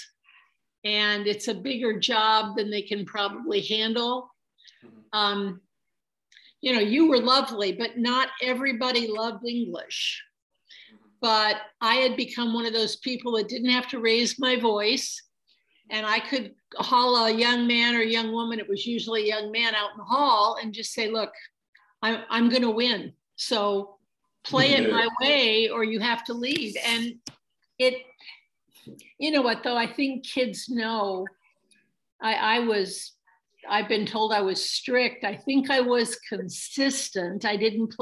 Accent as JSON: {"language": "English", "town": "Trenton", "region": "Michigan", "country": "United States", "tie": "born or raised there", "also_born_or_lived": "Wheaton, Illinois / Kokomo, Indiana", "moved": "as an adult", "lives_now": "Ohio, United States", "said": "I was actually born and raised in Trenton, Michigan, which is downriver in Detroit."}